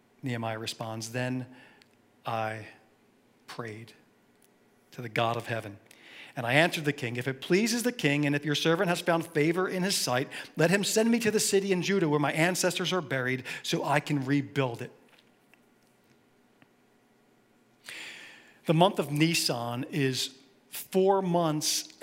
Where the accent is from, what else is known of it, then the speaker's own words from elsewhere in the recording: Philadelphia, Pennsylvania, United States; I grew up in Philly, so I bleed green.